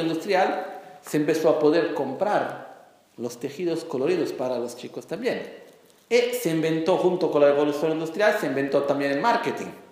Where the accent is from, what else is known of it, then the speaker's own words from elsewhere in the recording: Brazil; Spanish is a second language; yo nací como brasileño